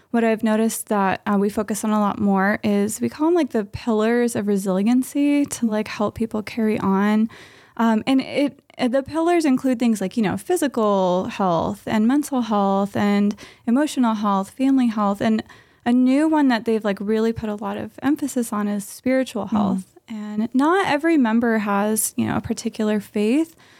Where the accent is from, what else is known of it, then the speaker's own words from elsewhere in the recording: Southern California, United States; now in Santa Maria, United States; we're both from Southern California, and we have been in Santa Maria for about a year